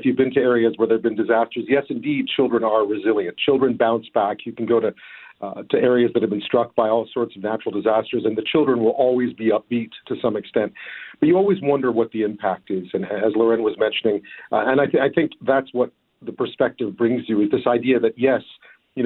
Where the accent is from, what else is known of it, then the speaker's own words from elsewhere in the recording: Montreal, Quebec, Canada; also born or lived in Toronto / Ottawa / Beijing / London, United Kingdom; now in Victoria, Canada; I am, yeah. I'm from Montreal originally.